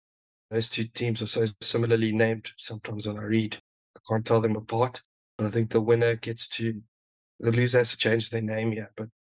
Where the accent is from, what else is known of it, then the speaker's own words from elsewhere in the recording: South Africa; Yeah, absolutely. And that's going to be very exciting for us as South African fans.